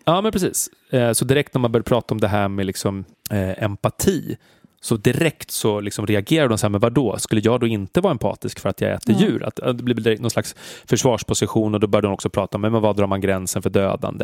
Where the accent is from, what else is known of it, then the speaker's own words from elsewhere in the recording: Stockholm, Stockholm County, Sweden; som stockholmare